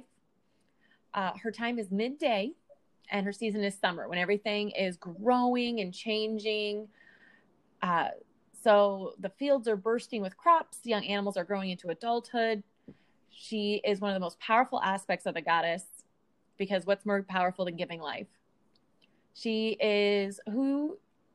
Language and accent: English; United States; the American in us